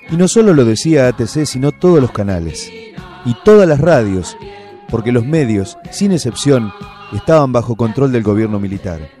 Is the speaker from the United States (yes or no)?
no; Bolivia; now in Argentina; soy boliviano, pero hace 16 años que estoy acá radicado